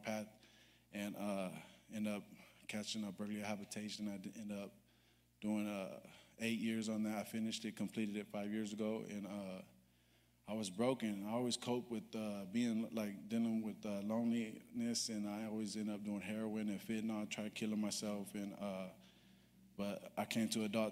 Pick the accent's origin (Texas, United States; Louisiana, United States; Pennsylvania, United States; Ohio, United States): Texas, United States; Irving; also born or lived in Arlington, Texas; I grew up in Irving. I was born in Arlington